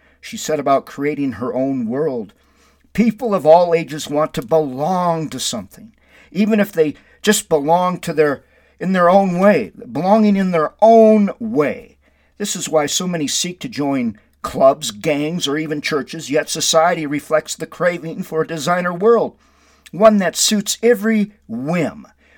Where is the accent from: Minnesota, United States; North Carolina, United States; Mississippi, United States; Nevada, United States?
Minnesota, United States; Windom; It helps me to keep going in my life to remember all the blessings I received growing up in Windom.